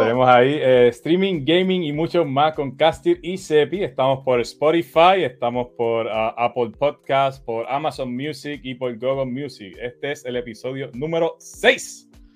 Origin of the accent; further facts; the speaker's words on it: Quebradillas, Puerto Rico; me fui a un vídeo 1 que había aquí en Quebradilla